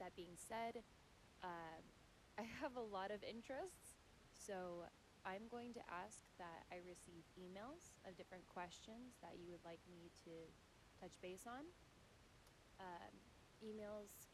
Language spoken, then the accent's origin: English; Richmond, Virginia, United States; I was born in Richmond, Virginia